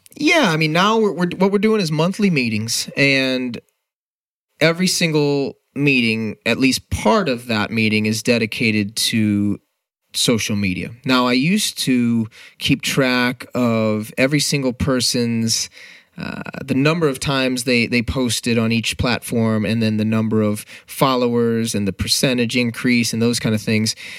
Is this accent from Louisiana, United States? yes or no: no; St. Louis, Missouri, United States; no offense to my hometown